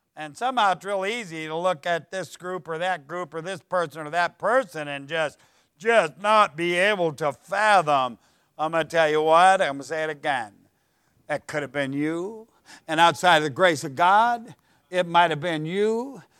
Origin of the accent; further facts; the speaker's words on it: Ohio, United States; I'm from Ohio